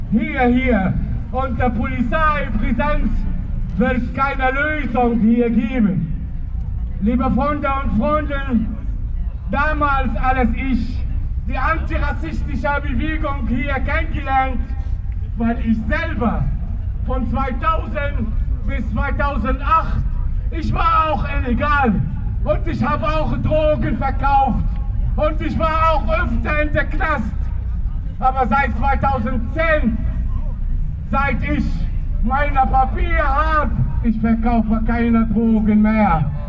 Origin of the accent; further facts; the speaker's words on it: Tunisia; German is a second language; moved away as an adult; now in Germany; Tunesier, damals, wir reisen nach Europa und sie kehren wieder zurück.